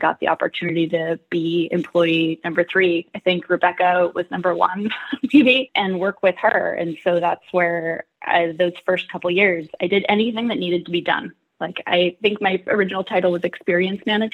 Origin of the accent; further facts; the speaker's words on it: Nevada City, California, United States; moved away as an adult; also born or lived in Boston / San Francisco; now in Seattle, United States; tried moving to my hometown of Nevada City, California for a year